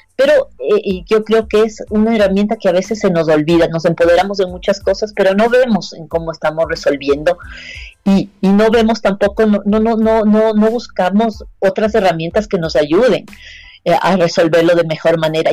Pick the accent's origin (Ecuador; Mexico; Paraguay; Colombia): Ecuador